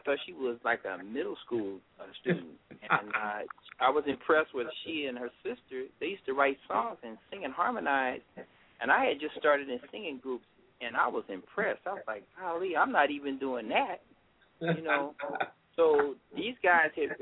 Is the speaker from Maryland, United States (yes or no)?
yes; Hyattsville, Maryland, United States; moved away as an adult; also born or lived in Washington, D.C.; now in California, United States; I grew up in the suburbs. I used to live in Hyattsville, actually in Prince George's County, Maryland